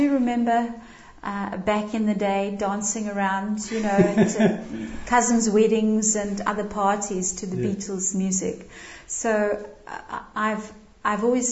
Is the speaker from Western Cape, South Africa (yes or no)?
yes; Cape Town, Western Cape, South Africa; now in Liverpool, United Kingdom; I grew up in Cape Town and joined the Salvation Army as a teenager